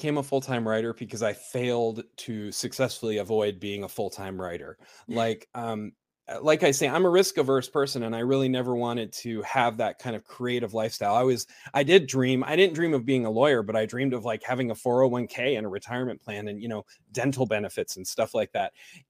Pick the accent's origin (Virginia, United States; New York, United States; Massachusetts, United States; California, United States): California, United States; also born or lived in South America; I live in the metropolis of Idaho. I grew up in California. I lived there most of my formative years